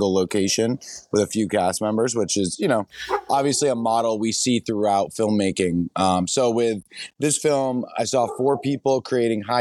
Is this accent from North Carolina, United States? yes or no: no; New Hampshire, United States; moved away as an adult; also born or lived in New York / Los Angeles; I'm a filmmaker from New Hampshire